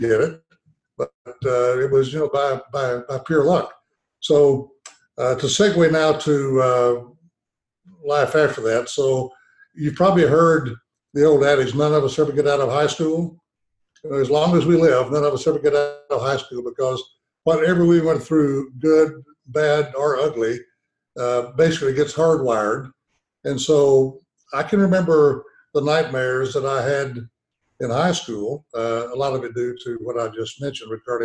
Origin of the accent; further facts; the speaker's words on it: Arkadelphia, Arkansas, United States; we lived in this little town in Arkansas, Arkadelphia